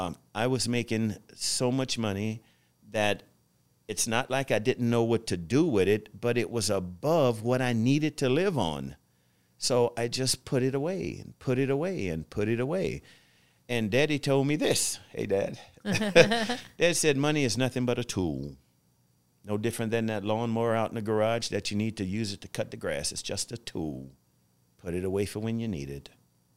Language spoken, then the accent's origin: English; the South, United States; growing up in the South where I grew up from, we didn't have a lot financially